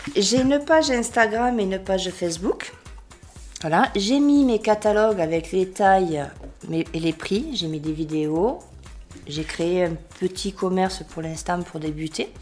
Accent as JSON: {"language": "French", "town": "Béziers", "region": "Occitania", "country": "France", "tie": "born or raised there", "also_born_or_lived": "Gard / Provence / Marseille", "moved": "as an adult", "said": "je suis bitéroise d'origine. Ouais. Déjà, j'ai grandi à Béziers"}